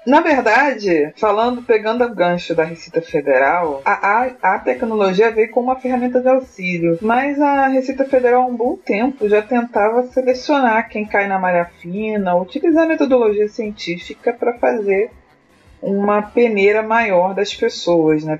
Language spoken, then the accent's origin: Portuguese; Niterói, Rio de Janeiro, Brazil; sou de Niterói, Rio de Janeiro